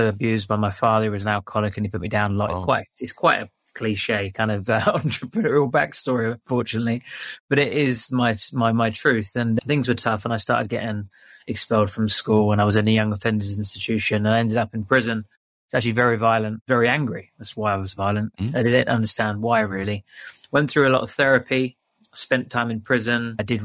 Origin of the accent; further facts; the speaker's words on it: London, United Kingdom; moved away as an adult; also born or lived in England; now in Bali, Indonesia; I was from London